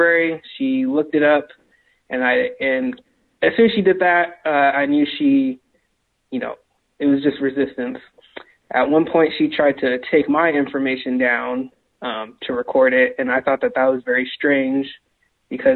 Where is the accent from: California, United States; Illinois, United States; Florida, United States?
California, United States; moved away; also born or lived in Seattle; I'm originally from California